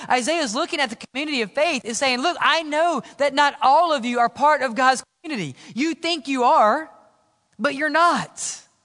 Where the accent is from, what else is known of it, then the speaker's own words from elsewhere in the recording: Mississippi, United States; Where I grew up in Mississippi